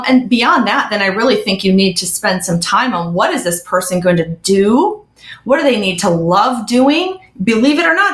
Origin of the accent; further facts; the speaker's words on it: Midwest, United States; I'm originally from the Midwest